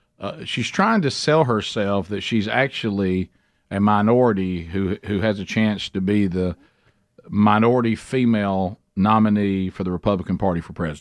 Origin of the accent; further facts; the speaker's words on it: Deep South, United States; I was raised in the Deep South too.